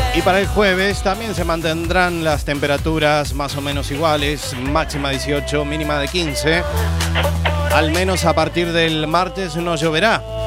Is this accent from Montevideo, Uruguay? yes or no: yes; Montevideo, Uruguay; moved away; also born or lived in Carballo, Spain; mi tierra, de Montevideo